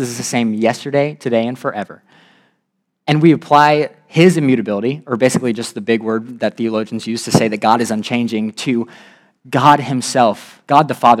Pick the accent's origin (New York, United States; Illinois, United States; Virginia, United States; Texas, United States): Virginia, United States; I'm from Virginia